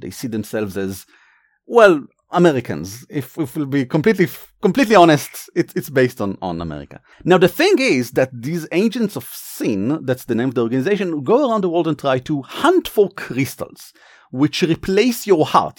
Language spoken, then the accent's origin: English; Israel; accent: Israeli; my accent is from Israel because originally we are from Israel